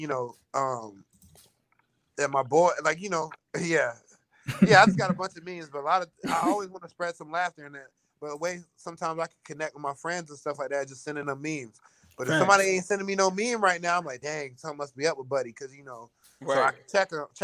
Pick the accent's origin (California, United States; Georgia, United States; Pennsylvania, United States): Georgia, United States; Atlanta; moved away; I'm from Atlanta